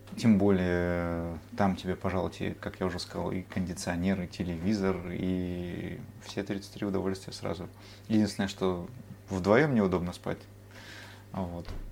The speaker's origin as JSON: {"language": "Russian", "town": "Vladivostok", "region": "Primorsky Krai", "country": "Russia", "tie": "born or raised there", "moved": "yes", "lives_now": "Tokyo, Japan", "said": "как уроженец славного города Владивостока"}